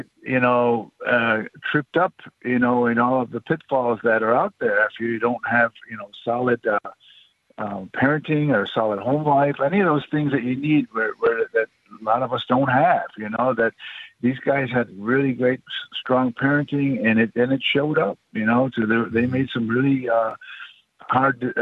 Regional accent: Onondaga Nation, New York, United States; I grew up on Onondaga Nation.

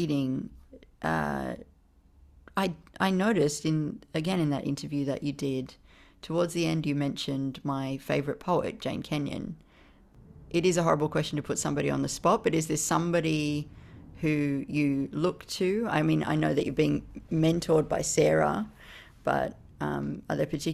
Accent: Canberra, Australian Capital Territory, Australia; moved away; Canberra and poets there and my fraught relationship with my hometown

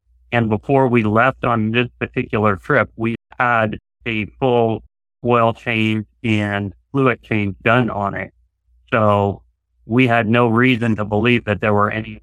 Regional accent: Nebraska, United States; moved away; also born or lived in Portland, Oregon; I'm a native Nebraskan. For 26 years or so, we lived and worked in Oregon around the Portland, Oregon area

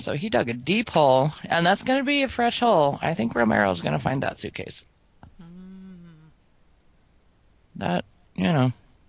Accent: Utah, United States; We're from Utah.

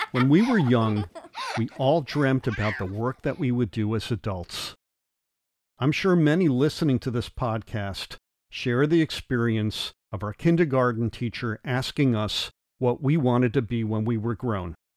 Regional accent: New Haven, Connecticut, United States; As a six-year-old growing up in New Haven, Connecticut

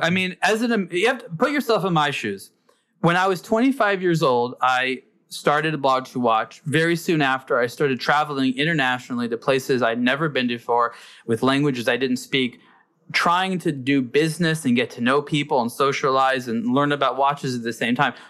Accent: United States; as an American

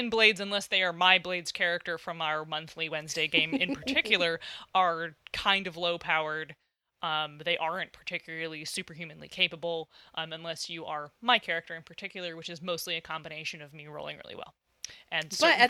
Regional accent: Midwest, United States; Oh, I'm from the Midwest now. I can't talk.

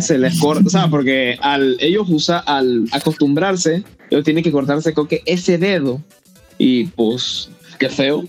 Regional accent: Almirante, Bocas del Toro, Panama; yo soy de Panamá, pero yo que ah, soy bien lejos. Yo soy de Bocas del Toro, Almirante

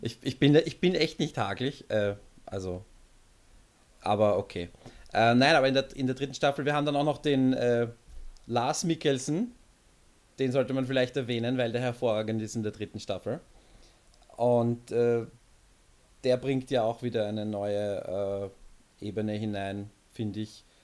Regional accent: Austria; bei uns in Österreich

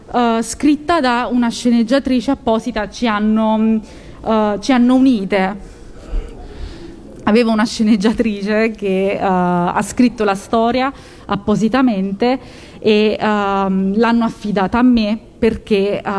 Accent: Naples, Campania, Italy; moved away as an adult; now in Lazio, Italy; Io in realtà sono napoletana, però mi sono spostata dalla mia regione, ho emigrato verso il Lazio

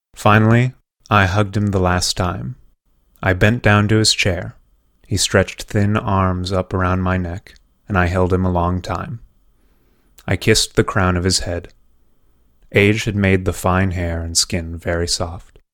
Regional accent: California, United States; moved away as an adult; also born or lived in Oregon; now in New York, United States; when I was growing up in California

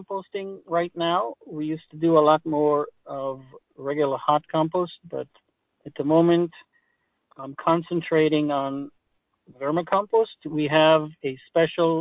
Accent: Israel; English is a second language; now in Maryland, United States; I have a little accent. I was born in Israel. I was born on a kibbutz, which is a collective farm

